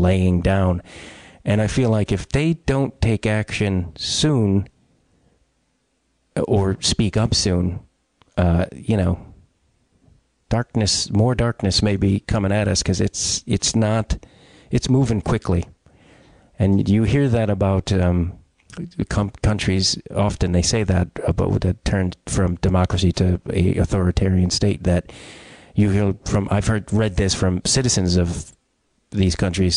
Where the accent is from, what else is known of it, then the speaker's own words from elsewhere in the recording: Chicago, Illinois, United States; I'm an Irish kid from Chicago